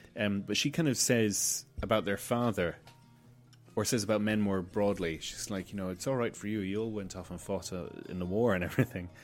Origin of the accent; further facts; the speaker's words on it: Malta; growing up in Malta